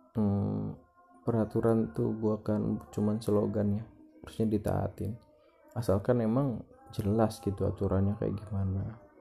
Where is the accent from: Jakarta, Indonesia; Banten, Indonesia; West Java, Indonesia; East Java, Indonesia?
Banten, Indonesia; yang dari luar kota tuh pada pada pulang ke kampung gua